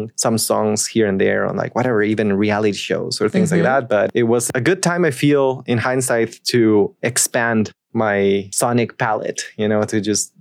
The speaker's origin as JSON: {"language": "English", "country": "Costa Rica", "said": "so I'm Costa Rican"}